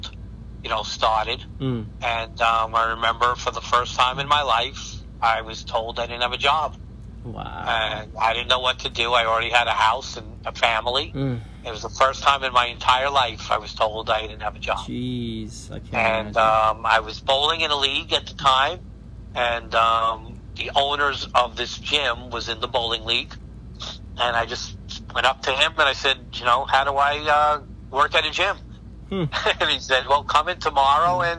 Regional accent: New York City, New York, United States; now in New Jersey, United States; New York City, which I'm from. I was born in Brooklyn. I'm from New York

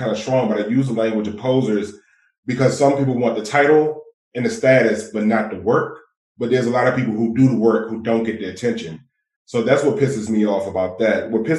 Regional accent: Washington, District of Columbia, United States; I'm from Ward 8. I'm from Ward 8, and Ward 8 has a history, especially after the 1980s, of concentrated poverty, over 30%.

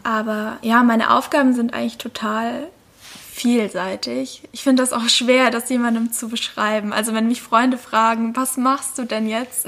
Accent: Lake Constance, Baden-Württemberg, Germany; moved away; also born or lived in Black Forest; ich komme aus Deutschland, genau genommen vom Bodensee

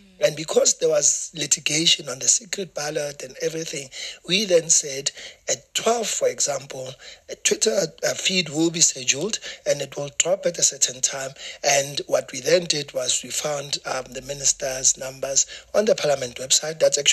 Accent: Soweto, Gauteng, South Africa; now in Johannesburg, South Africa; I was born and bred in Soweto. I went to a Soweto school.

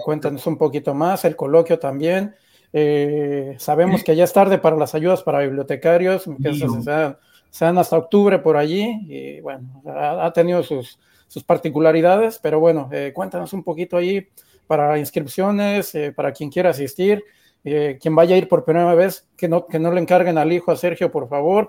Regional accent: Mexico; como mexicanos también creo que estamos orgullosos

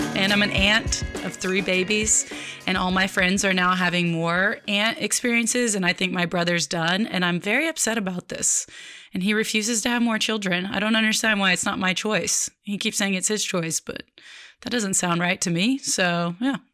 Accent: Oklahoma City, Oklahoma, United States; moved away as an adult; now in Dallas, United States; growing up in Oklahoma City

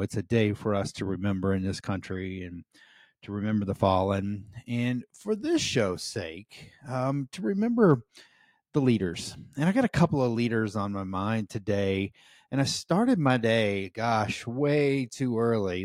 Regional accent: United States; as an American

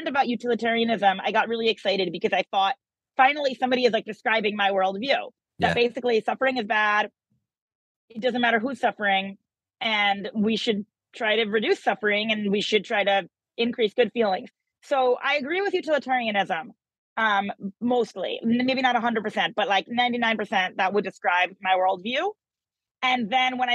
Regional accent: United States; I'm American

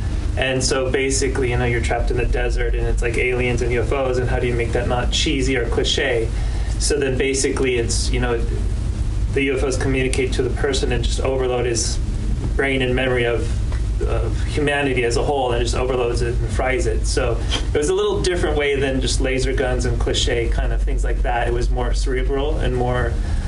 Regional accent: New York, United States; But I'm from New York, so it's just a treat to come out here with all the filmmakers every year.

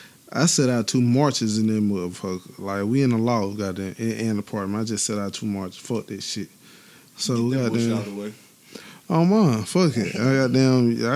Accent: Tuscaloosa, Alabama, United States; I'm from Tuscaloosa

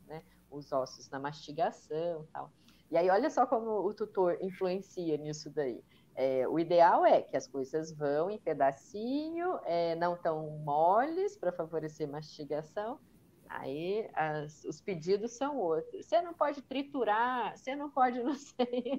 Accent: Minas Gerais, Brazil; eu sou mineira

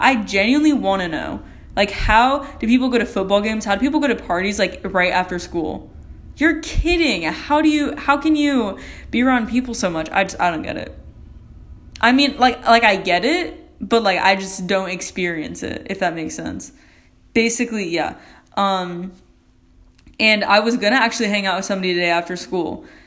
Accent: United States; I'm an American

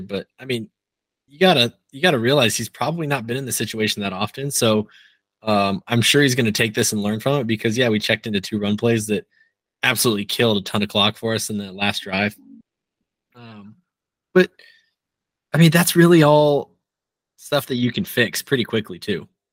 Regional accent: Nebraska, United States; moved away; I grew up in Nebraska, and my dad still lives in Nebraska

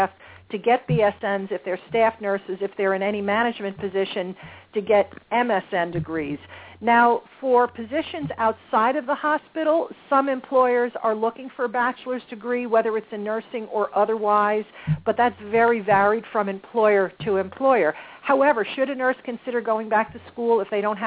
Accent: New Jersey, United States; my home state of New Jersey

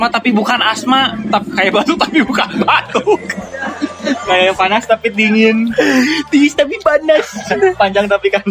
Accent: Depok, West Java, Indonesia; sebagai orang Depok

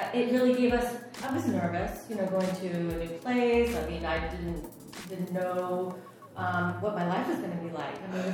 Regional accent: New England, United States; moved away as an adult; also born or lived in San Diego; From the United States. Yes, originally New England. Moved down to San Diego for about 14 years

